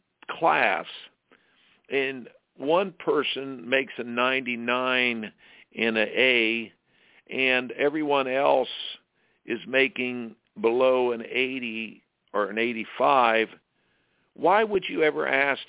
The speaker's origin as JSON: {"language": "English", "region": "Indiana", "country": "United States", "tie": "born or raised there", "said": "I grew up in Indiana playing basketball"}